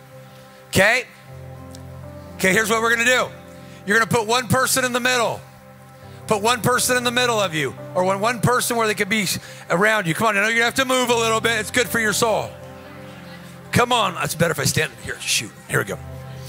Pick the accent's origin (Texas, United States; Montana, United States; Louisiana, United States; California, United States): California, United States; Whittier; I grew up around Whittier